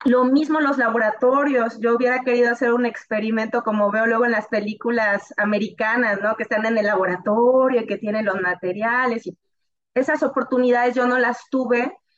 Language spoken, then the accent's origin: Spanish; northern Veracruz, Mexico; moved away as an adult; also born or lived in Tampico; yo soy del norte de Veracruz